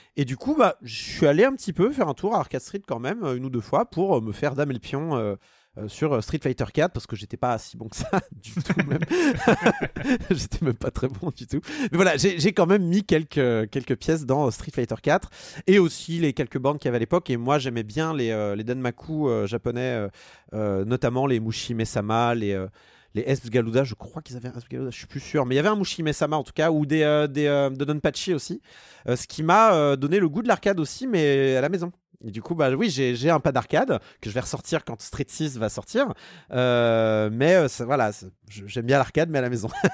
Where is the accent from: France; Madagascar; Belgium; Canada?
France; Annecy, Auvergne-Rhône-Alpes; j'ai grandi à Annecy